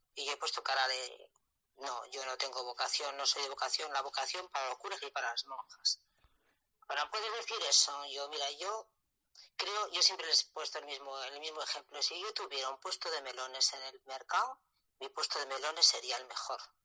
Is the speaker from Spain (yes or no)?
yes; La Rioja, Spain; moved away as an adult; also born or lived in Elche; yo soy de La Rioja y yo aprobé las oposiciones en la comunidad valenciana, me dieron mi primer puesto en Elche